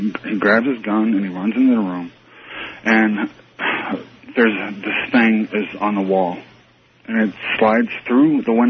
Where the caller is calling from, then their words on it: Fairborn, Ohio, United States; also born or lived in Edison, New Jersey; I'm calling from Fairborn, Ohio.